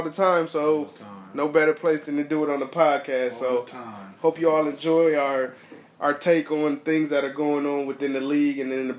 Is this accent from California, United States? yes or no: yes; Inglewood, California, United States; Oh, I'm from Inglewood, California. Inglewood, California. See, I actually grew up across the street from the Forum in Carlton Square.